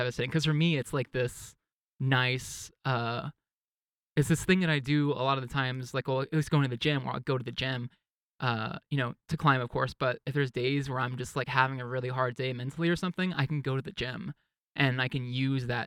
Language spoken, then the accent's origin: English; East Texas, United States; I grew up in East Texas where it was very conservative and religious and everything